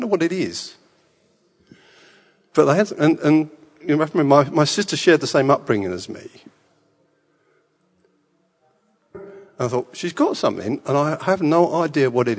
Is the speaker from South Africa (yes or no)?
no; England, United Kingdom; born in England, and I was a Boy Scout